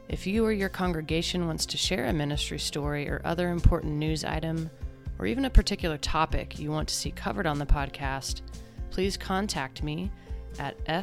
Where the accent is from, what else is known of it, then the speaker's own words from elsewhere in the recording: Oklahoma, United States; yeah, all born and raised in Oklahoma.